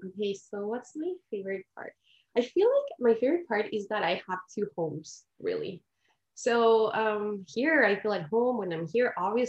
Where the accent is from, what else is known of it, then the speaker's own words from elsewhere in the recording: Mexico City, Mexico; moved away as an adult; now in Canada; I'm originally from Mexico City and I am currently living in Canada. I've been here for almost 10 years, actually.